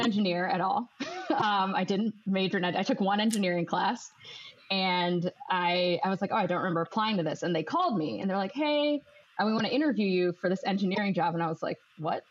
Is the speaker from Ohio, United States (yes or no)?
yes; Ohio, United States; moved away as an adult; now in Chicago, United States; I'm originally born and bred in Ohio, and then I moved to Chicago to start work